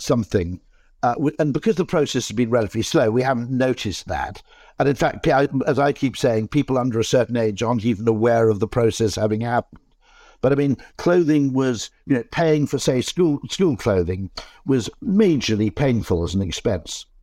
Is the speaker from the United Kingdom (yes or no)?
yes; South Wales, United Kingdom; I grew up in South Wales